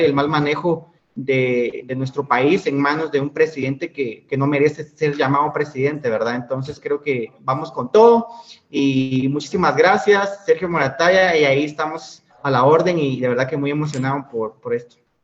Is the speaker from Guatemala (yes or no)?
yes; Guatemala; como lo es en nuestro país